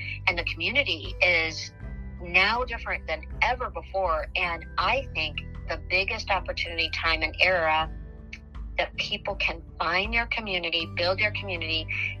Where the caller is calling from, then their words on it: Missouri, United States; And so I'm calling you from Missouri.